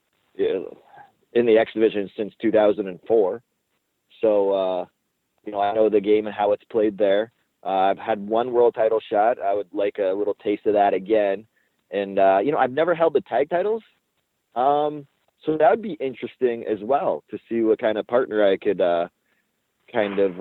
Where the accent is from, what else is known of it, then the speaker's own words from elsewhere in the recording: Windsor, Ontario, Canada; Windsor, that's my hometown